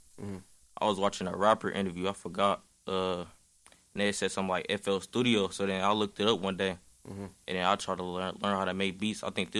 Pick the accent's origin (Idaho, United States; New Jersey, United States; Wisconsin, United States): Wisconsin, United States; Milwaukee; shit. A lot of people, they don't be thinking I'm from Milwaukee.